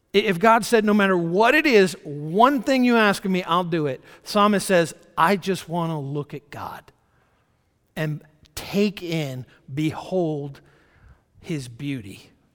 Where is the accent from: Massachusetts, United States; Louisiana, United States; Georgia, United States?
Georgia, United States; moved away; I'm kind of a, I guess, an old country boy. I was born in Georgia and lived there for the first number of years of my life.